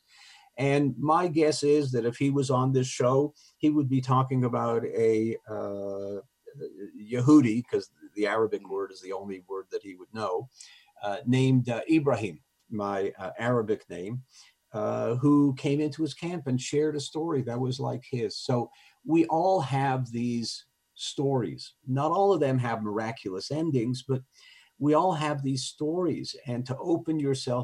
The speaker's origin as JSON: {"language": "English", "town": "Montreal", "region": "Quebec", "country": "Canada", "tie": "born or raised there", "said": "I was raised in Montreal, my French was good enough"}